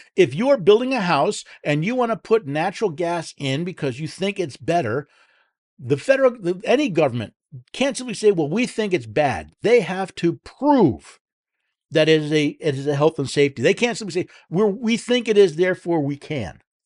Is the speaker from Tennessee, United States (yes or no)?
yes; Tennessee, United States; from my hometown, uh, home state of Tennessee